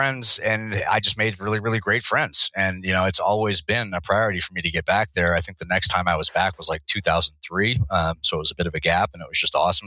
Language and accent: English; United States; as an American